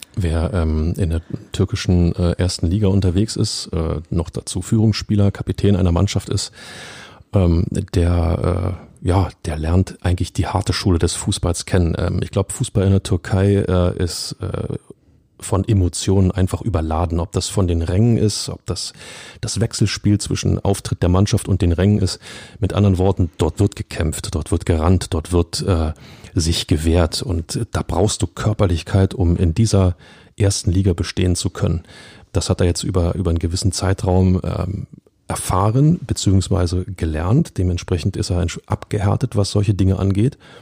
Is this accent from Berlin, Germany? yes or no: yes; Berlin, Germany; als Berliner